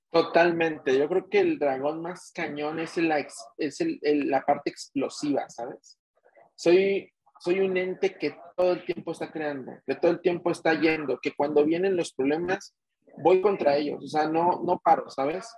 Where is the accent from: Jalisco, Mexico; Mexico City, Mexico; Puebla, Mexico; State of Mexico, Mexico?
Mexico City, Mexico; soy de México, soy nativo de la Ciudad de México